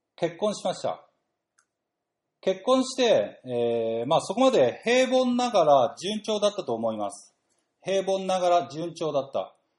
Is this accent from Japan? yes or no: yes; Chigasaki, Kanagawa, Japan; 私の地元、神奈川県茅ヶ崎市